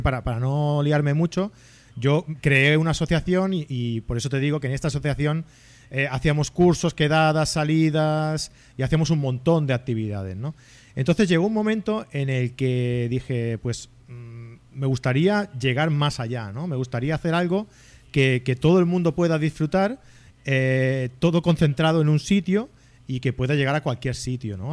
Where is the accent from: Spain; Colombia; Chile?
Spain; Abrera, Catalonia; aquí a Abrera, a mi pueblo, en Barcelona